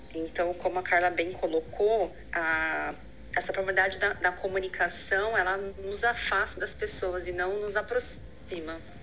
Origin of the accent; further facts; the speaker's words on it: Brazil; moved away as an adult; eu vim do Brasil, sou casada